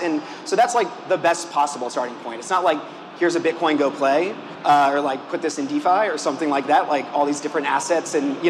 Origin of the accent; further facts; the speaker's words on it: Atlanta, Georgia, United States; now in Brooklyn, United States; I'm from Atlanta.